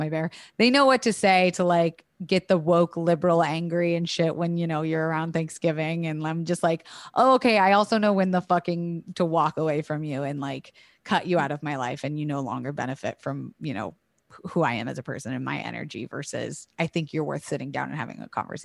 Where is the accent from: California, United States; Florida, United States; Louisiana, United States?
Florida, United States; also born or lived in Alabama; I was raised in Florida and then tried to go to college in Alabama, and I quickly ran from that shit.